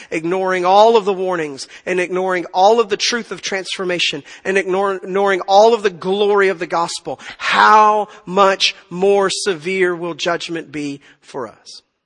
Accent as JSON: {"language": "English", "region": "Tennessee", "country": "United States", "moved": "yes", "lives_now": "Texas, United States", "said": "I'm from Tennessee"}